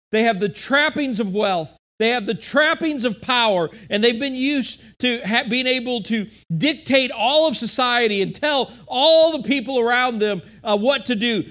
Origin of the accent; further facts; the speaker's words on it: United States; as an American, as a person living in modern day time